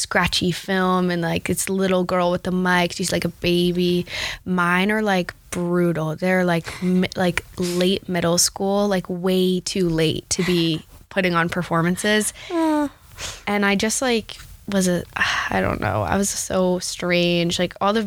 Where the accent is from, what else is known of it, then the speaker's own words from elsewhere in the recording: New Jersey, United States; I'm from a small town in New Jersey